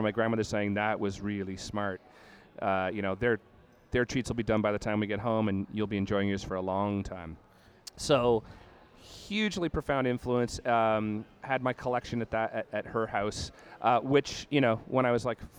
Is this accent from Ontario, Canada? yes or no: yes; Brampton, Ontario, Canada; also born or lived in Toronto / Guelph; So I was a kid in Brampton, Ontario. Born in Toronto, lived there till I was around five, but then sort of came of age in Brampton.